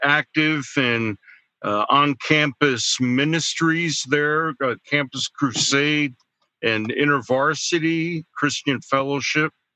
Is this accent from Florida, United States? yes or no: no; central New Jersey, United States; moved away as an adult; also born or lived in Denver, Colorado; now in Pittsburgh, United States; I grew up in uh, central New Jersey